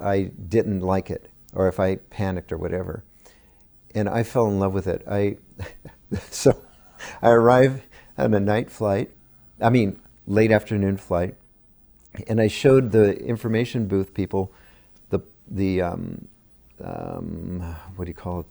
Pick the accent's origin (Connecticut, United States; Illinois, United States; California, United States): California, United States; Gilroy; also born or lived in Morgan Hill, California; I grew up in Gilroy.